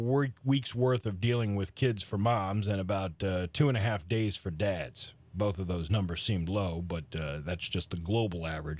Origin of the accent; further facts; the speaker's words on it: New England, United States; I'm from New England.